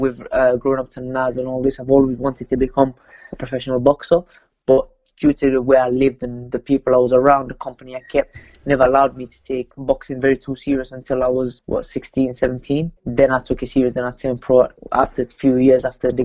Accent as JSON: {"language": "English", "town": "Sheffield", "region": "Yorkshire and the Humber", "country": "United Kingdom", "tie": "born or raised there", "said": "I come from Pittsmoor in Sheffield, and that was just the life we live kind of thing there."}